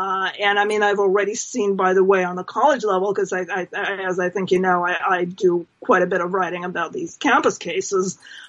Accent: New Jersey, United States; I mean, in my home state in New Jersey

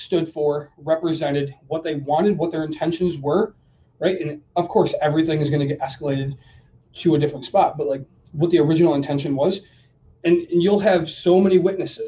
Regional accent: Grand Rapids, Michigan, United States; I'm from Grand Rapids, Michigan

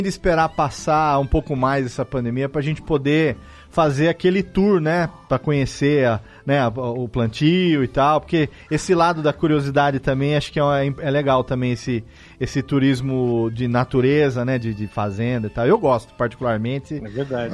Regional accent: Serra Negra, São Paulo, Brazil; eu também sou da montanha, eu sou daqui de Serra Negra

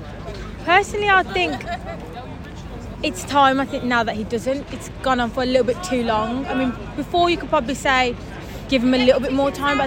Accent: Dudley, West Midlands, United Kingdom; No, it's about a 10-minute train journey from near Dudley, as you can tell, because my accent.

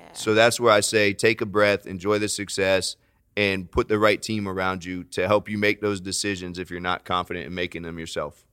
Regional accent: Florida, United States; I'm from Florida, lots of hurricanes

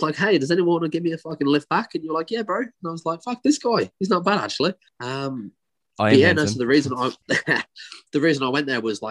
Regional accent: West Midlands, United Kingdom; they'll know the accent that I'm talking about, and that's where I'm from. Peaky Blinders is filmed in my hometown.

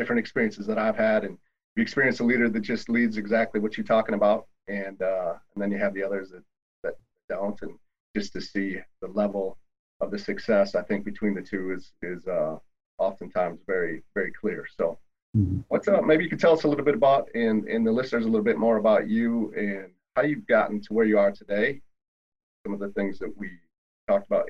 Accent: Wisconsin, United States; I'm from Wisconsin

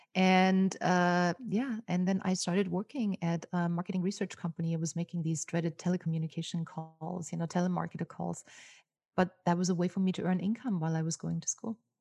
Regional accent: Austria; first language German; English is a second language; moved away as an adult; now in Los Angeles, United States; I grew up in Austria, so my native tongue is, uh, German.

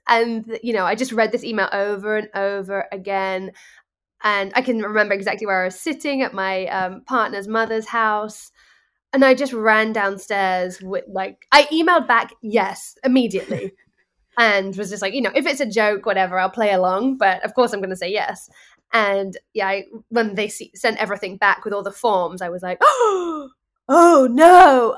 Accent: England, United Kingdom; now in New York, United States; As somebody who is not born and bred in New York, I'm English

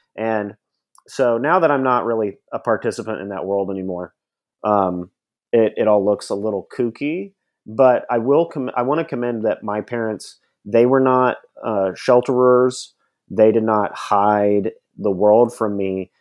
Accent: Nashville, Tennessee, United States; I grew up in Nashville, Tennessee

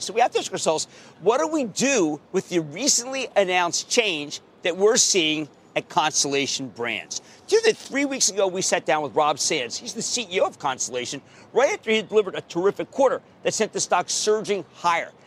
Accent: Philadelphia, Pennsylvania, United States; I'm a Philadelphian

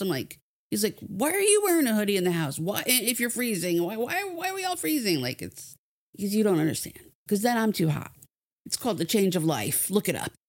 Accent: New Jersey, United States; moved away; I was a kid growing up in New Jersey

